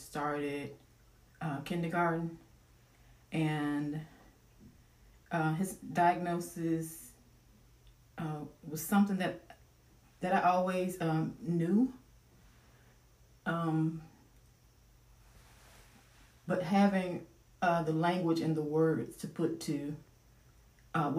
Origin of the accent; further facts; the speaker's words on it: Mississippi, United States; moved away as an adult; also born or lived in Allen, Texas; We're from Mississippi